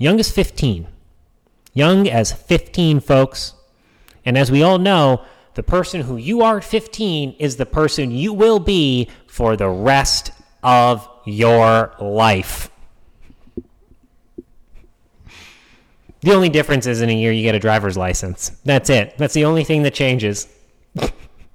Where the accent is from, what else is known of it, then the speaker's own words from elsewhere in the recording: New Hampshire, United States; moved away; where we used to live in New Hampshire, and where I grew up in New Hampshire